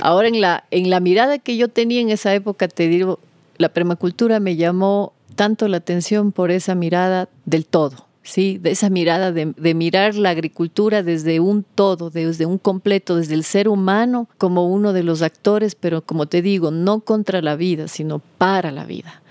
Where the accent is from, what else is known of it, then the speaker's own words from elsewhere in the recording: Cuenca, Azuay, Ecuador; also born or lived in Loja / Vilcabamba / Costa Rica; Yo nací en Cuenca, mi madre cuencana, mi padre lojano siempre hemos estado divididos entre las dos provincias, sí, entre Cuenca y Loja.